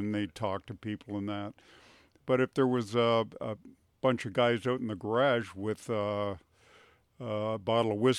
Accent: Canada; I'm from Ottawa

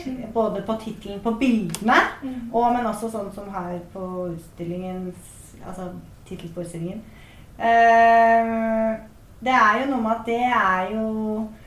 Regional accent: Bærum, Akershus, Norway; jeg er jo født og oppvokst i Bærum og gikk på Bærum musikkskole

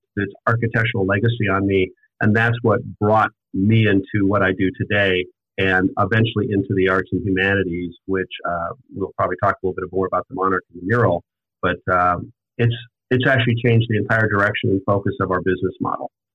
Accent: Montana, United States; moved away as an adult; also born or lived in Scottsdale, Arizona; now in Ogden, United States; I grew up actually in Montana

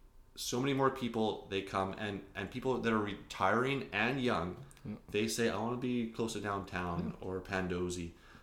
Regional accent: Alberta, Canada; now in Kelowna, Canada; like I came from Alberta. I came here, I wanted to buy a house in the hills with a lake view.

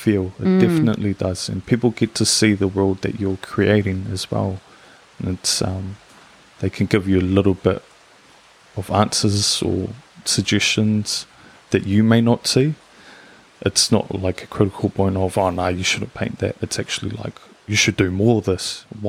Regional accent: Manurewa, Auckland, New Zealand; So I was born and raised in Manerewa, so South Auckland.

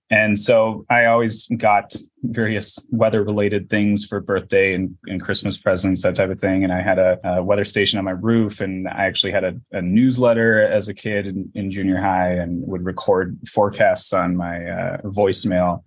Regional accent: Minnesota, United States; moved away as an adult; also born or lived in Wisconsin / San Jose, California; I wanted to get out of uh, the Midwest because I'm from Minnesota, so I'd only uh, been there.

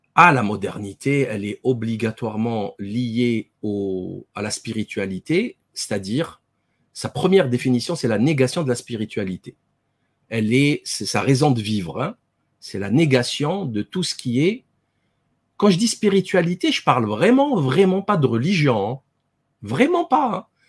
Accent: France; en tant que Français

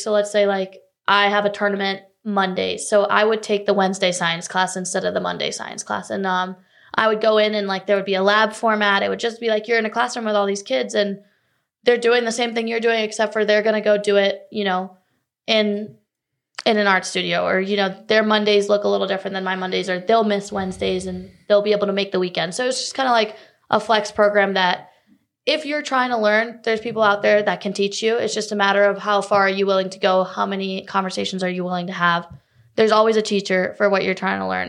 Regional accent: Cary, North Carolina, United States; also born or lived in Chicago, Illinois; now in Charlotte, United States; I was born actually right outside Chicago, but I grew up in Cary, Raleigh, you know, the Triangle area

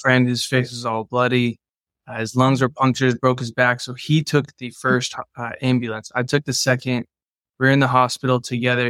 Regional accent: San Juan Capistrano, California, United States; I grew up in Southern California in Orange County

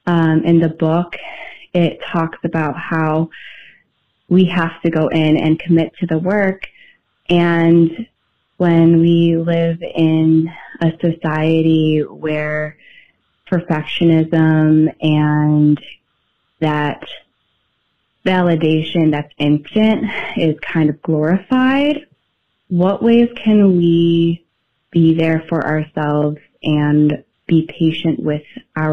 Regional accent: Buffalo, New York, United States; I'm from Buffalo, New York.

